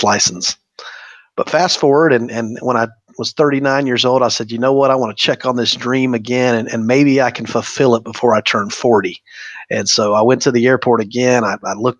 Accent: Polk County, Florida, United States; I'm born and raised in Polk County. We're fifth generation Floridian, so been here a long time

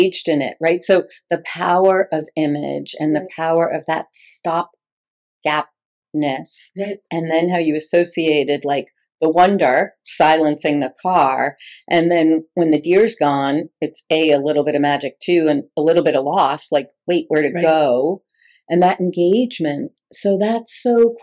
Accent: New York, United States; I grew up in New York and we had relatives in New Jersey

